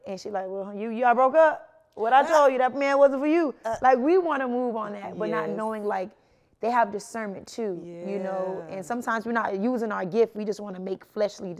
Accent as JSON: {"language": "English", "country": "Jamaica", "said": "growing up, of course, I'm Jamaican. So it was very strict, both parents"}